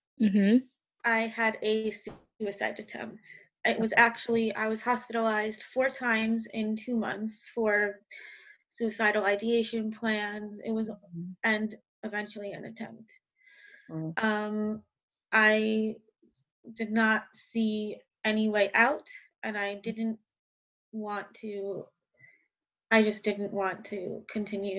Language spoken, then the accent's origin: English; Westchester, New York, United States; accent: New York; now in Brooklyn, United States; I'm from New York, if you can't hear in my accent. I live in Brooklyn. I'm from Westchester, so I've been pretty much in the tri-state area my whole life.